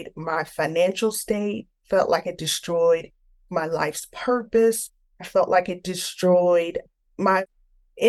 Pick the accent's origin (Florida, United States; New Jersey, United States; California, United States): Florida, United States; Tampa; I grew up in Tampa, Florida